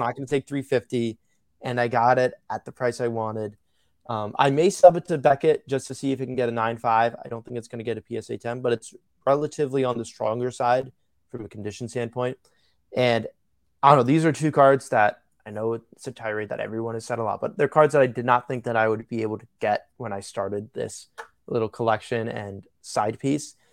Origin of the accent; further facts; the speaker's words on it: New York, United States; I'm from New York, one of my dad's favorite players was Thurman Munson.